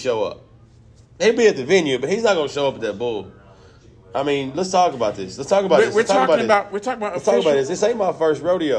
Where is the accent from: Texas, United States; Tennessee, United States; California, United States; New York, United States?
Tennessee, United States; Nashville; y'all are in my hometown.